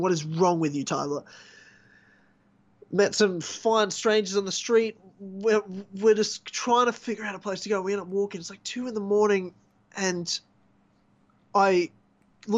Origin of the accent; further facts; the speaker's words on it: Brisbane, Queensland, Australia; moved away as an adult; now in Melbourne, Australia; I'm not from Melbourne, you know, I'm from Brisbane